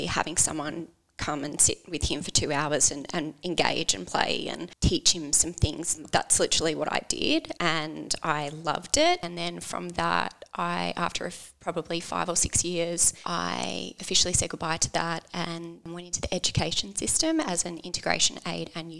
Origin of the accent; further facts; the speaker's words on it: Langwarrin, Victoria, Australia; So I grew up on the Mornington Peninsula with my two sisters and mum and dad.